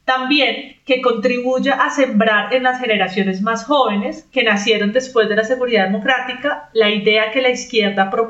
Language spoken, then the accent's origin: Spanish; Spain; Yo soy española, que también soy otro peligro.